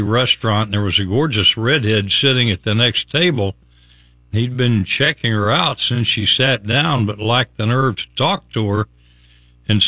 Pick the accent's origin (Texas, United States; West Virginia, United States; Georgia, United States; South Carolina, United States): West Virginia, United States; Logan; now in Tampa Bay, United States; From my hometown, little hometown of Logan, West Virginia